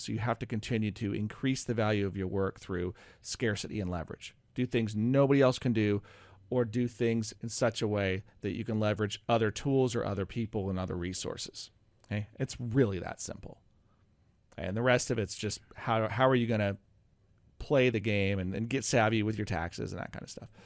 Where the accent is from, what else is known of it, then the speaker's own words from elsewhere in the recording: Oregon, United States; moved away as an adult; also born or lived in North Carolina; now in Roseburg, United States; I grew up in Oregon, but I'd gone to North Carolina and had been seven years out there